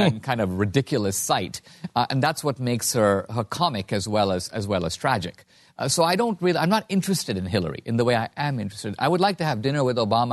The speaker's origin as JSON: {"language": "English", "country": "India", "moved": "yes", "lives_now": "United States", "said": "I'm from India, a country run by gangs"}